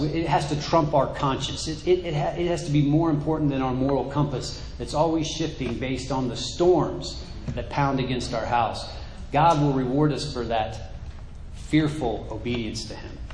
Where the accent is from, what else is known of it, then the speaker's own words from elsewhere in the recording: United States; in my mind as American